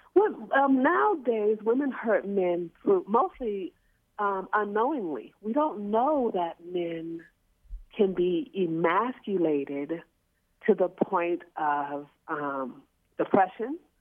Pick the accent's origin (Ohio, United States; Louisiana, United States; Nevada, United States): Louisiana, United States; New Orleans; we're from New Orleans